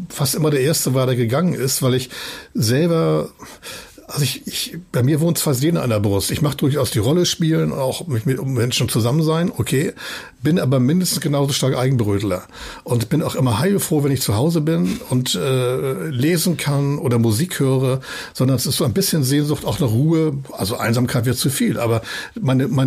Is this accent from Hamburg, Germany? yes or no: yes; Hamburg, Germany; Das ist meine Heimat, auch wirklich gerne hier bin und hier lebe. Äh, aber zu glauben, wir seien der Nabel der Welt und alle gucken nun, was sagen Hamburger dazu